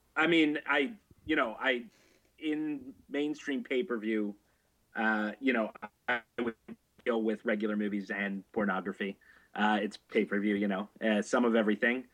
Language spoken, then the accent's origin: English; Canada; I'm Canadian, so uh, this is back from where Naked News was from